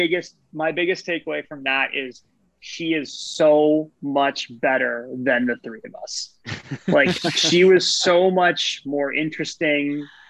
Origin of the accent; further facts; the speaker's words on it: Canada; as a Canadian, we always talk about it